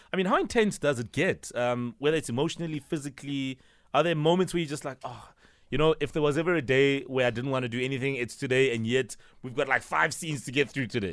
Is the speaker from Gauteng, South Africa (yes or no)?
yes; Soweto, Gauteng, South Africa; I grew up in Soweto too